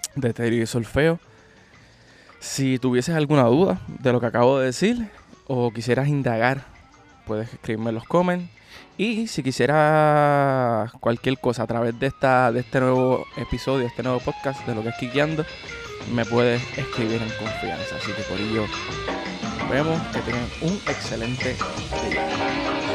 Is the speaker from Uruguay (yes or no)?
no; Puerto Rico; como puertorriqueños